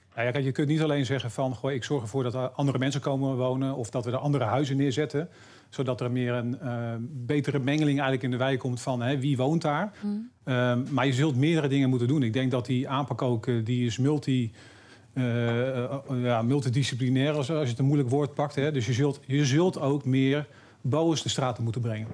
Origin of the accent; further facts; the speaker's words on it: Harderwijk, Gelderland, Netherlands; waar ik vandaan kom, uit Harderwijk, veel minder groot is.